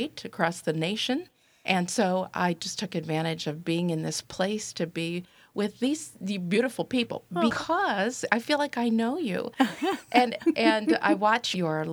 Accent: Pittsburgh, Pennsylvania, United States; we're from Pittsburgh because we're the suburbs of Pittsburgh

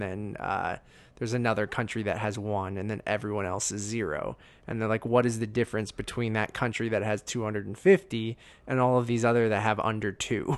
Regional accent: Canada; as a Canadian

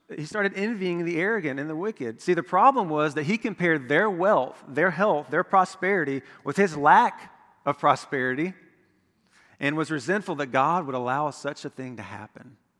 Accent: Florida, United States; I'm from Florida

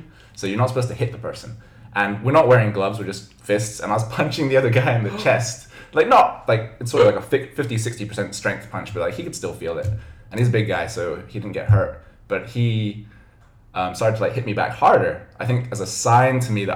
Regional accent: Hong Kong; moved away as an adult; now in Shanghai, China; my mom's from Hong Kong, and I grew up in Hong Kong

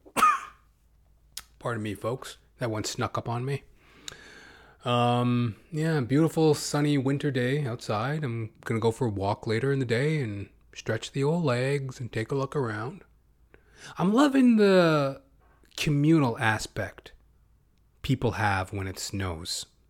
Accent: Canada; as a Canadian

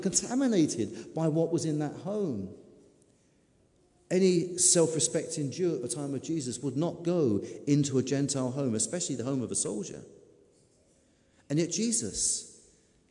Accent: United Kingdom; we're British

